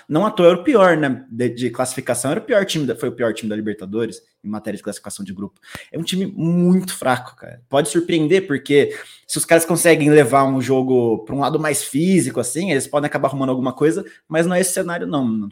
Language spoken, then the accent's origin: Portuguese; São José dos Campos, São Paulo, Brazil; Também sou de SJC, a bela São José dos Campos